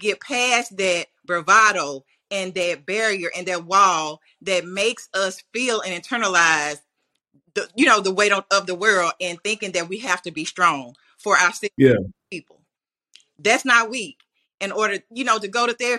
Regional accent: Tallulah, Louisiana, United States; Growing up in Tallulah, you know, we lacked a lot in terms of, you know, worldly resources, but we were very rich in that feeling of community

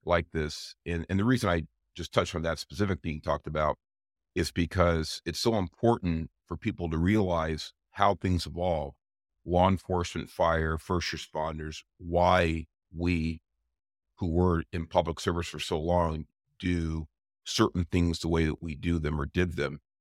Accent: Los Angeles, California, United States; we grew up in Southeast L A. A lot of people know it as Watts

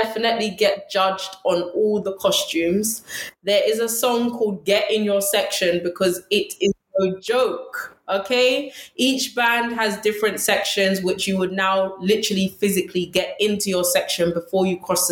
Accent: London, United Kingdom; I actually went to school in Ladbroke Grove. So I'm originally from West London.

